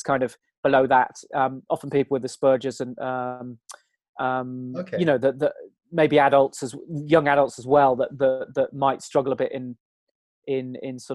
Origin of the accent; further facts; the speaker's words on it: Gloucestershire, South West England, United Kingdom; also born or lived in London / Dorset / Devon / Sydney, Australia; I was born in Gloucestershire, and then we ended up moving back to Gloucestershire around about when I was 10. And then we have kind of been there ever since.